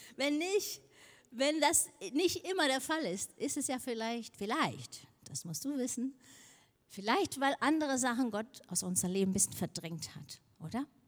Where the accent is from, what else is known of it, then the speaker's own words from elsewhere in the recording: Denmark; moved away; ich komme aus Dänemark, aber Dänisch ist eine kleine Sprache